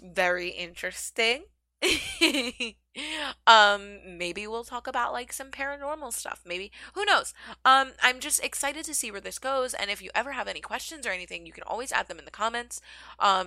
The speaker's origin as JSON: {"language": "English", "town": "Philadelphia", "region": "Pennsylvania", "country": "United States", "moved": "yes", "lives_now": "New York City, United States", "said": "I am from Philadelphia originally. I currently live in New York City"}